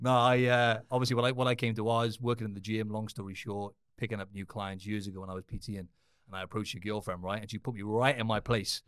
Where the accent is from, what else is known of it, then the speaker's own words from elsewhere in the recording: Cardiff, Wales, United Kingdom; I'm from Wales in the U K